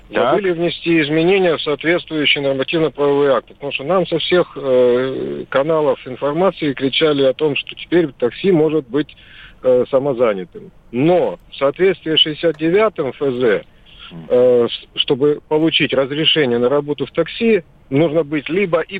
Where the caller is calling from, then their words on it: Krasnoyarsk, Krasnoyarsk Krai, Russia; Здравствуйте, Красноярск.